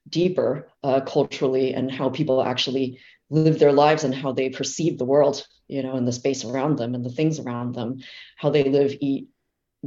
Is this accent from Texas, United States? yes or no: no; Fremont, California, United States; I am from the San Francisco Bay Area, actually. I was born in Fremont, California